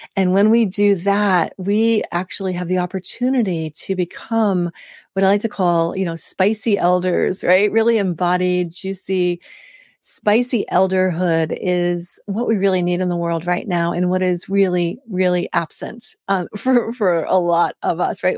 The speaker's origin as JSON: {"language": "English", "country": "United States", "also_born_or_lived": "West Africa", "said": "as a Westerner, as an American."}